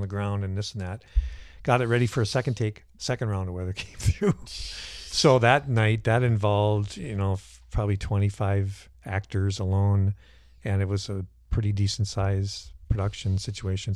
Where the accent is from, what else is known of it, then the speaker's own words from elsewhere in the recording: Cannon Falls, Minnesota, United States; I grew up on a hobby farm in Cannon Falls